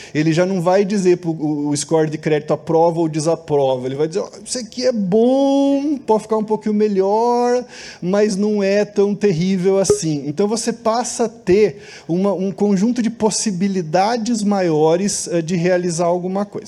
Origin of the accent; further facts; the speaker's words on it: Brazil; nós somos brasileiros, gostamos de ser brasileiros